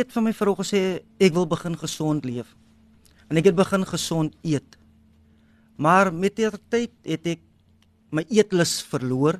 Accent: Wellington, Western Cape, South Africa; now in Kylemore, South Africa; ek het groot geword in Wellington

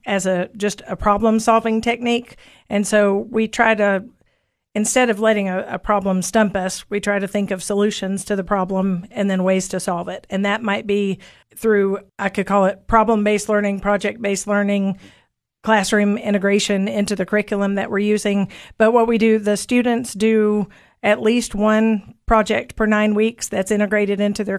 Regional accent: Cookeville, Tennessee, United States; I grew up in Cookeville.

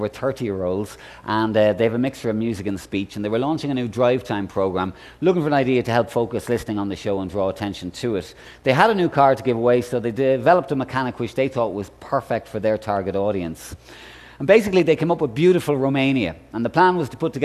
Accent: Ireland; I'm Irish

